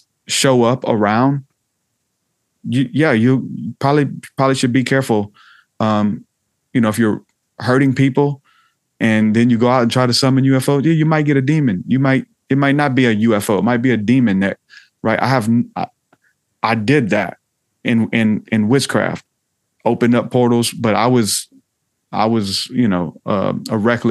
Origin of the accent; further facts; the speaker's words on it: the South, United States; I'm from the South